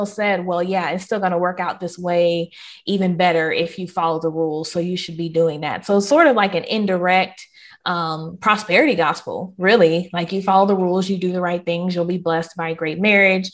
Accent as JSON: {"language": "English", "region": "the South", "country": "United States", "said": "I am Southern through and through"}